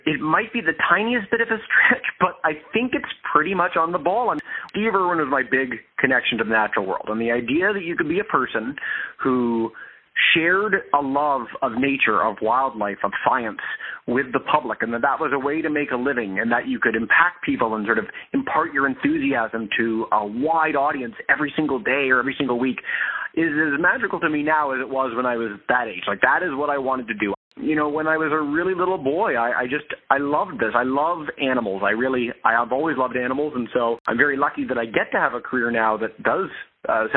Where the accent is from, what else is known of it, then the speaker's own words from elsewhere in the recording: Toronto, Ontario, Canada; I grew up in Toronto, Ontario, Canada, so the biggest city in the country